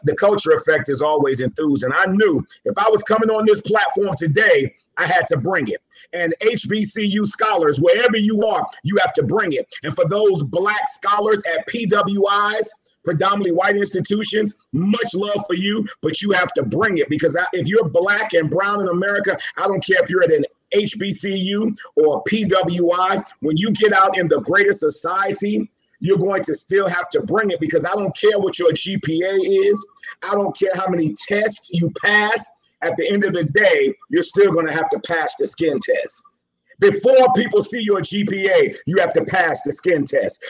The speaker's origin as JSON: {"language": "English", "town": "New York City", "region": "New York", "country": "United States", "tie": "born or raised there", "also_born_or_lived": "Savannah, Georgia", "said": "raised in Jamaica, Queens, New York"}